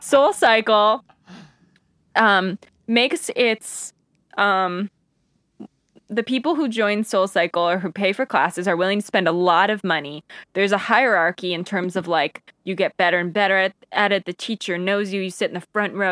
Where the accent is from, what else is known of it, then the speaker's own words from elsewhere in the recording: Albany, New York, United States; we grew up outside of Albany, right where Nexium started.